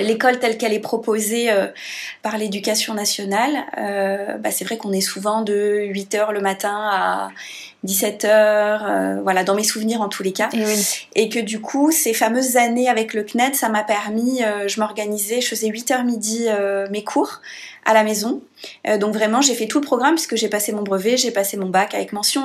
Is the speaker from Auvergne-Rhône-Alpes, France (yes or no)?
yes; Grenoble, Auvergne-Rhône-Alpes, France; moved away; also born or lived in Paris; je suis grenobloise de naissance et donc j'ai passé autant de temps au conservatoire de Grenoble et à l'école de musique de la ville d'à côté que à l'école, au primaire, au collège et au lycée